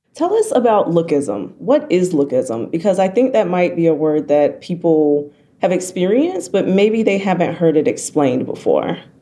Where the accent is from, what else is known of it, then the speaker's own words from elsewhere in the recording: the South, United States; We're black and from the South